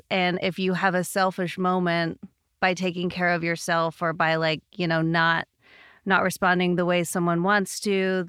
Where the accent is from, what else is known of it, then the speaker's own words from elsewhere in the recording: Canada; now in United States; Sorry, we're in America. Eighth grade. I'm Canadian.